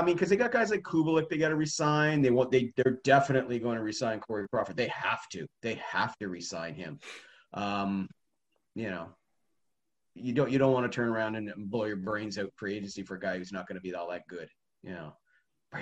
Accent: Prince Edward Island, Canada; the PEI Guardian, my hometown paper here

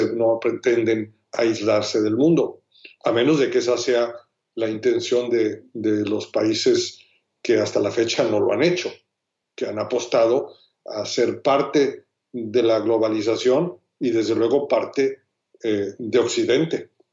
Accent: Mexico

